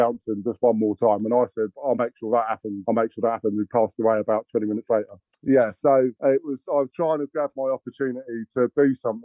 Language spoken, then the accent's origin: English; Watford, East of England, United Kingdom; I was born in Trodales, and my dad ran around and I was a junior Hornet at 11 minutes old